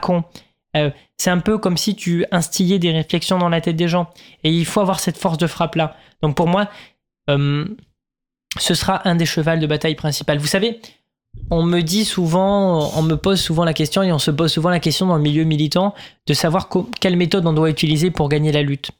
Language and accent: French; Sainte-Foy-la-Grande, Nouvelle-Aquitaine, France; now in Paris, France; moi je viens pas de Paris de base, je viens de, Sainte-Foy-la-Grande